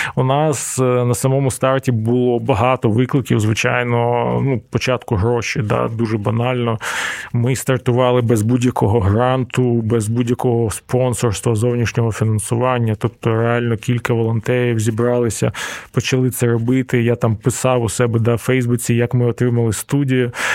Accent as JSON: {"language": "Ukrainian", "town": "Donetsk", "region": "Donetsk Oblast", "country": "Ukraine", "tie": "born or raised there", "moved": "yes", "said": "мій рідний Донецьк"}